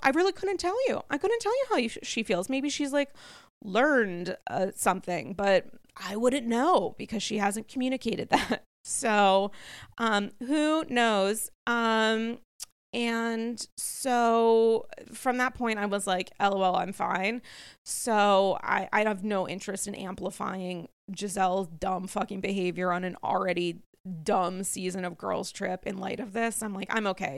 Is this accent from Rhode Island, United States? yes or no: yes; Rhode Island, United States; now in New York, United States; as a native Rhode Islander